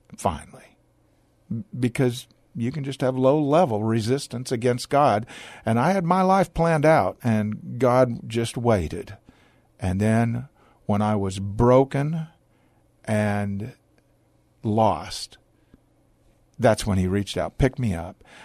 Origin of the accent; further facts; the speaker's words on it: Portland, Oregon, United States; moved away as an adult; now in Texas, United States; born in the Pacific Northwest in Portland, Oregon. Uh, my father was not, strictly speaking, a, a pastor, but he taught Bible college in Portland. I was raised in a large family.